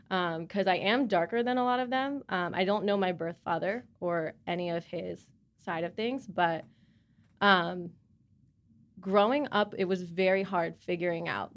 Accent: Charlotte, North Carolina, United States; I'm from Charlotte.

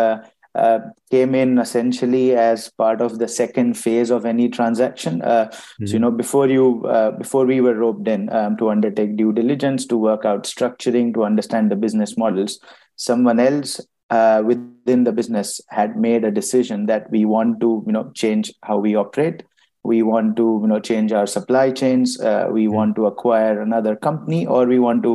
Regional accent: India; moved away as an adult; also born or lived in Ireland; now in United Kingdom; I moved to the EY office in my hometown, back in India

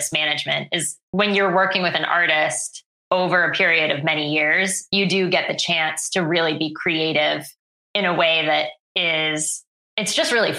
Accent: Worcester, Massachusetts, United States; I grew up in Worcester, Mass

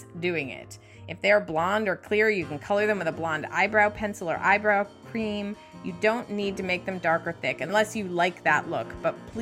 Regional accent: Midwest, United States; I grew up in the Midwest

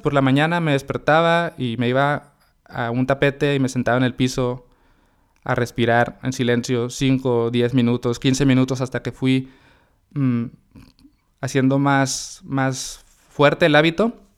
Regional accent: Mexicali, Baja California, Mexico; moved away as an adult; now in Monterrey, Mexico; yo soy de Mexicali, mi esposa es de Monterrey y yo me vine a vivir acá para, estar con ella

